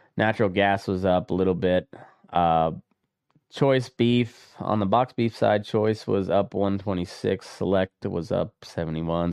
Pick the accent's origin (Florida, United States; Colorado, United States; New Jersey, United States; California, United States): Colorado, United States; my home state of Colorado